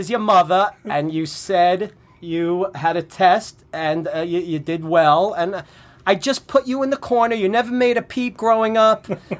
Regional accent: New York City, New York, United States; I grew up in the Bronx.

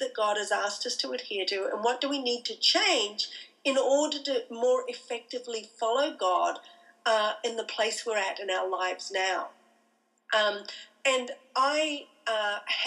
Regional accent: Australia; moved away as an adult; I'm an Australian

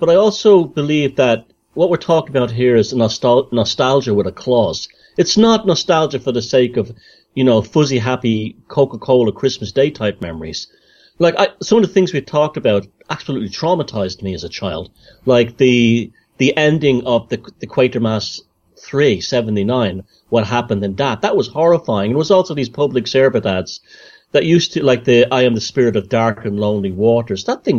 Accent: Northern Ireland, United Kingdom; And also escaping, you growing up in Northern Ireland during the Troubles, escaping that reality too.

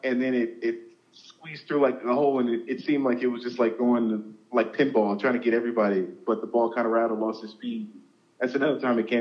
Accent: Southern California, United States; I'm from Southern California, so, you know, my high school is just outside of Los Angeles, like about 20 minutes north

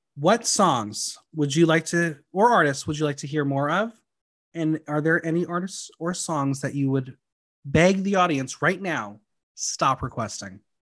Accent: New York area, United States; I'm from the New York area

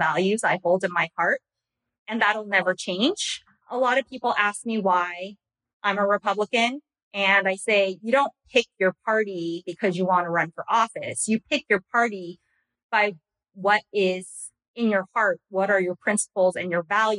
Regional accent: Yorba Linda, California, United States; I grew up in Yorba Linda, birthplace of Richard Nixon

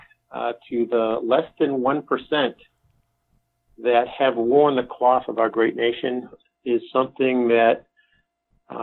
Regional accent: Boston, Massachusetts, United States; moved away as an adult; now in Denver, United States; I grew up in the Boston area

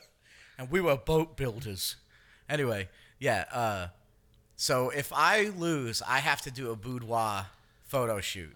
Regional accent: New York, United States; I'm the New Yorker

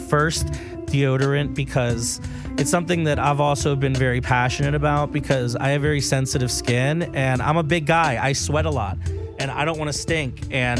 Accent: Miami, Florida, United States; I'm from Miami.

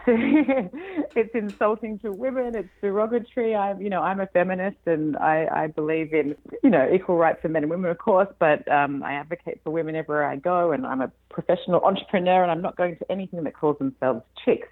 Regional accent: Australia; moved away as an adult; now in California, United States; you can probably tell from my accent that I'm not from here. I'm Australian originally and moved to California five years ago now

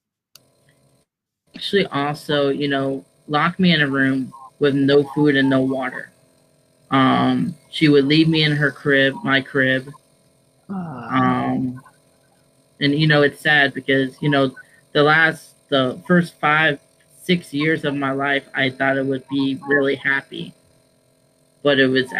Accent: Florida, United States; I'm from the proud state of Florida. I am actually in Port St. Lucie, Florida.

